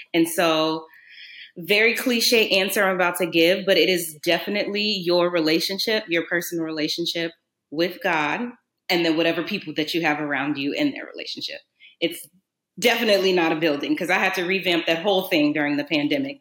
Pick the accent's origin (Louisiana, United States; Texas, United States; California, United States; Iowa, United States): Louisiana, United States; New Orleans; I grew up in New Orleans, and if anybody knows anything about New Orleans, it's a Catholic cultural city